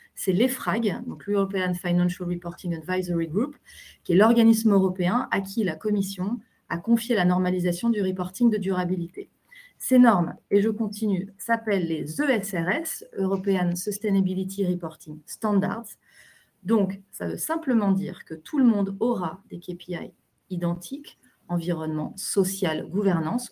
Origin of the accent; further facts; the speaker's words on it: France; on est habitué en tant que Français